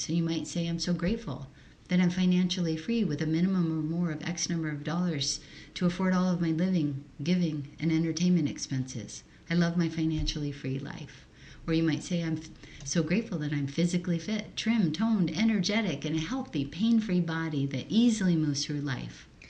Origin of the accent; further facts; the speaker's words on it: Hawaii, United States; English is a second language; I was born and raised in Hawaii